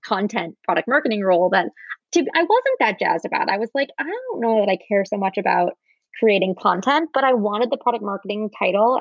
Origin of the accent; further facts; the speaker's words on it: New York area, United States; also born or lived in San Francisco / Michigan; I grew up in the New York area, went to college here, was here until I went to business school